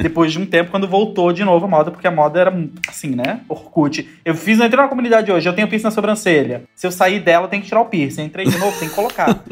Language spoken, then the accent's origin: Portuguese; Florianópolis, Santa Catarina, Brazil; moved away as an adult; now in Rio de Janeiro, Brazil; eu sou do sul, eu sou de Florianópolis. Eu nasci, cresci lá